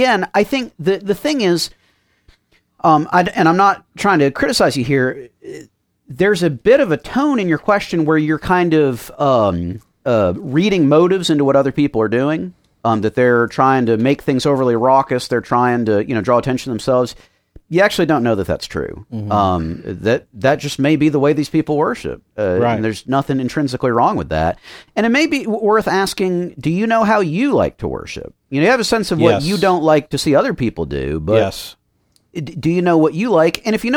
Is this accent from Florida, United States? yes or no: yes; Miami, Florida, United States; So I grew up in Miami and was very involved both in music and church stuff there.